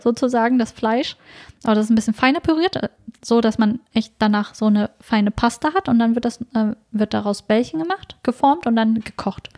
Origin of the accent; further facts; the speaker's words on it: Germany; wir sind uns hier in Deutschland aufgewachsen